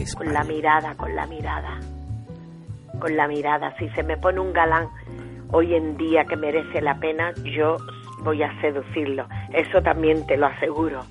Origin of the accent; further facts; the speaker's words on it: Spain; moved away as an adult; also born or lived in Mexico; me fui de España